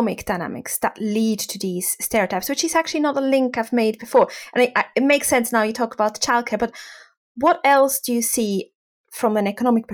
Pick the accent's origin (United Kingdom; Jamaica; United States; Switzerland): Switzerland; I'm from Switzerland